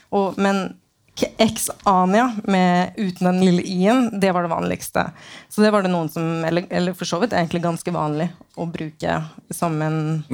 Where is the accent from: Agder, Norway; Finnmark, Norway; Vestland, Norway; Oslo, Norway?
Oslo, Norway; min hjemby, da, Oslo